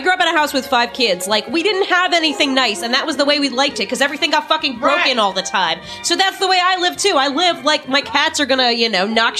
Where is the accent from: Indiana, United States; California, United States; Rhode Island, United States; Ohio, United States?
California, United States; Burbank; born or raised there